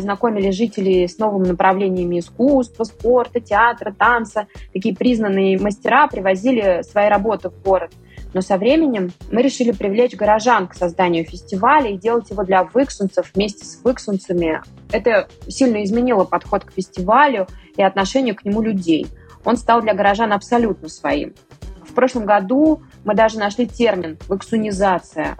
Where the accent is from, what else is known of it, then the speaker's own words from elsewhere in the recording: Vyksa, Nizhny Novgorod Oblast, Russia; сама родом из Выкса